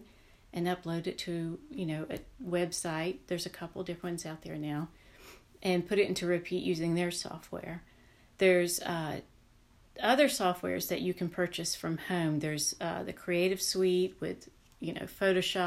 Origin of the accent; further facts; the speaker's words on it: the South, United States; Growing up in the South